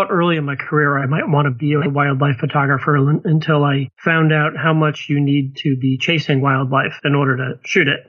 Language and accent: English; Connecticut, United States; I grew up in Connecticut